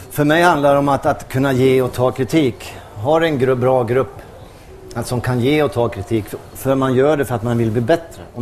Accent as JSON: {"language": "Swedish", "country": "Brazil", "said": "Jag kommer ju från Brasilien."}